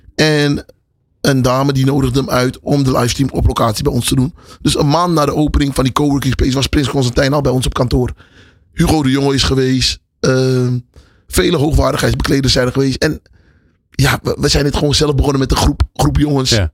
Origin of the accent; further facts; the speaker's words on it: Amsterdam, North Holland, Netherlands; also born or lived in Paramaribo, Suriname; toen verhuisde ik naar Amsterdam-West. Oké. En, daar ben ik eigenlijk opgegroeid. Amsterdam-West, Westerparkbuurt.